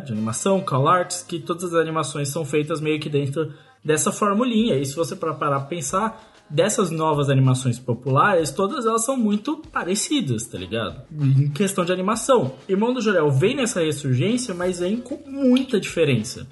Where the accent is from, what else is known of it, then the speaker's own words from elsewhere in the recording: Brazil; nós somos brasileiros